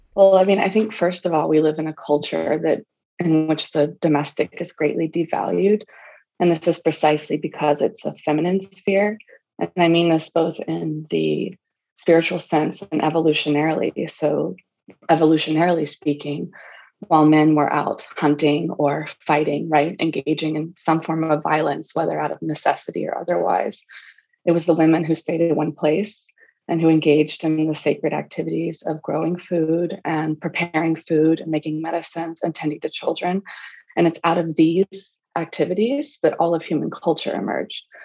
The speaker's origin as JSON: {"language": "English", "region": "the South", "country": "United States", "tie": "born or raised there", "said": "I grew up in the South"}